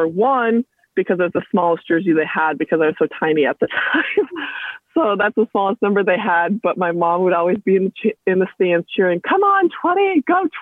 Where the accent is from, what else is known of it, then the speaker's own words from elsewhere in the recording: Minnesota, United States; moved away as an adult; now in Orlando, United States; I'm actually from Minnesota, the freezing cold